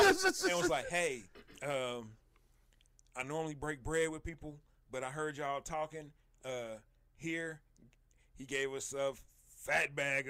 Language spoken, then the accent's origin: English; Kansas City, United States; we're from Kansas City.